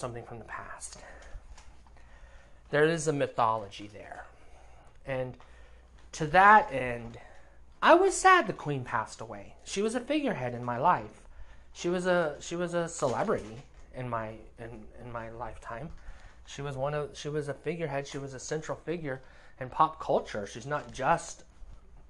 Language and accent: English; United States; I'm an American